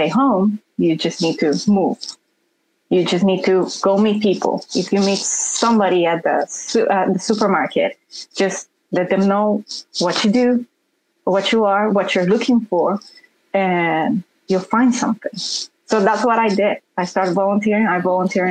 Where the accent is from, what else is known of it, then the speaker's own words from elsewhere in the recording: Honduras; English is a second language; moved away as an adult; now in Oklahoma, United States; I'm from Honduras, and both my parents are civil engineers